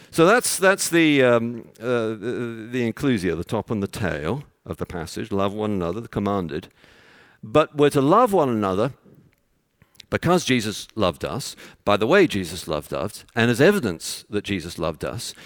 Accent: London, United Kingdom; moved away; I'm from London

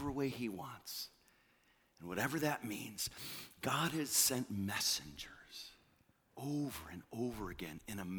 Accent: New England, United States; moved away; I come from the land. I come from New England

